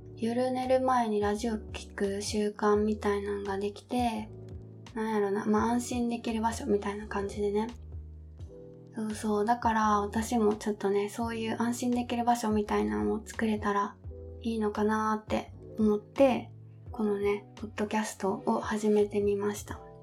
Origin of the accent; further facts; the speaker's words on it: Kansai, Japan; accent: Kansai dialect; now in Kanto, Japan; 私出身が、えっと、実は関西の出身